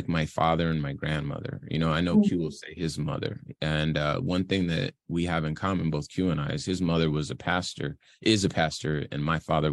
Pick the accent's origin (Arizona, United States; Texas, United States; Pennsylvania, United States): Arizona, United States; also born or lived in Compton; I mostly grew up in Arizona